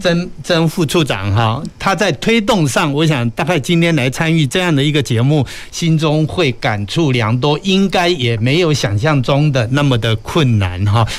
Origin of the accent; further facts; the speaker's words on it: Kaohsiung, Taiwan; 我们高雄身为高雄人